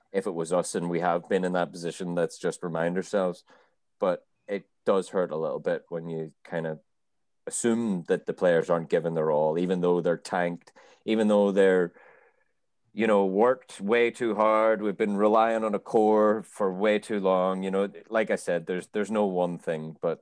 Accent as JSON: {"language": "English", "country": "Ireland", "said": "I'm fucking Irish"}